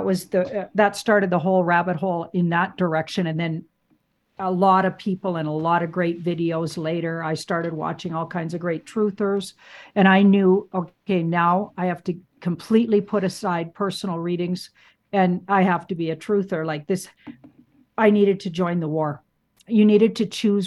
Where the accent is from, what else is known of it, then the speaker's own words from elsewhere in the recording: Canada; being a Canadian